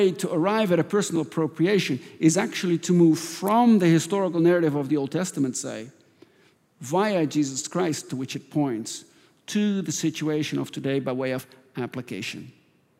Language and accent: English; Netherlands; moved away; I grew up in Holland